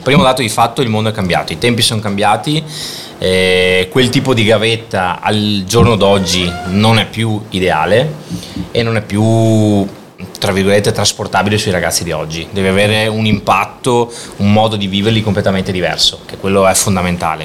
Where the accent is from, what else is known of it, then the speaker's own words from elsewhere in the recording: Padua, Veneto, Italy; also born or lived in Milan; sono nato qua a Padova con uh, le varie esperienze patavine